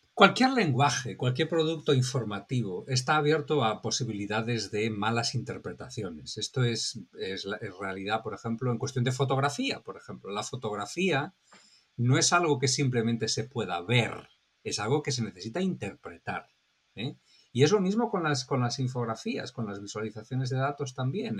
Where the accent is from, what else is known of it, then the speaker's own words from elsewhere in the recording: Spain; now in Miami, United States; mi país de origen, de España